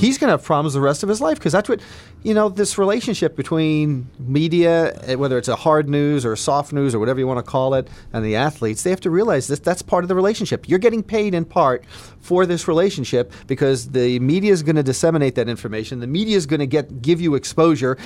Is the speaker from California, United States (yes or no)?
no; New Jersey, United States; now in Illinois, United States; I, I grew up in New, New Jersey